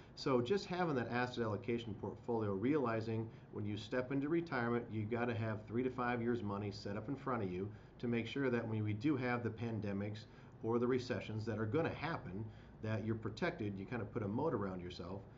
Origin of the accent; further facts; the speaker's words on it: Midwest, United States; living in the Midwest, growing up in the Midwest